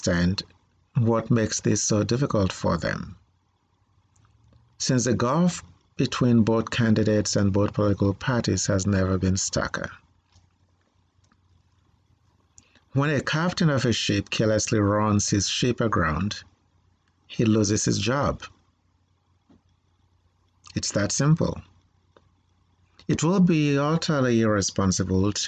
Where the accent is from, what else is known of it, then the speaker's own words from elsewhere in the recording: Nigeria; now in United States; I was born in Nigeria